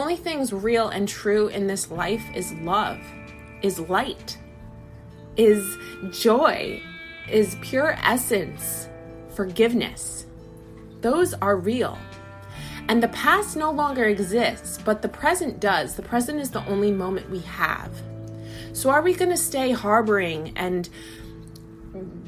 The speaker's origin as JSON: {"language": "English", "country": "United States", "said": "As an American"}